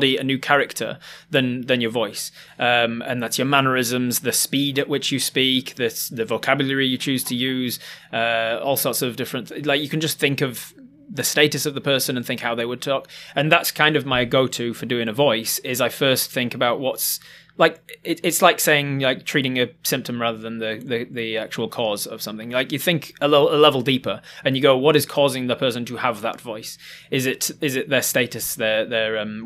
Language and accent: English; Yorkshire and the Humber, United Kingdom; born or raised there; now in Auckland, New Zealand